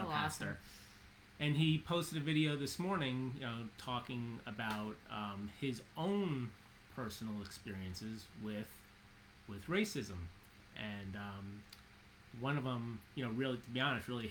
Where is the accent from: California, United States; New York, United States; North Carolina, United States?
New York, United States; New York City; I grew up in Jamaica, Queens.